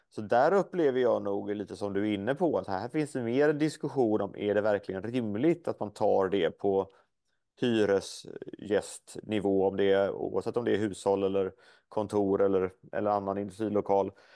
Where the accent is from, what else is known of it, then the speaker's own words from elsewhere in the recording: Småland, Sweden; hemma i Småland där jag kommer ifrån